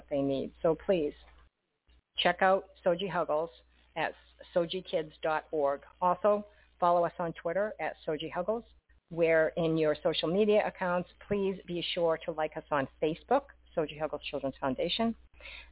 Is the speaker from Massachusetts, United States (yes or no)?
yes; Boston, Massachusetts, United States; I'm from Boston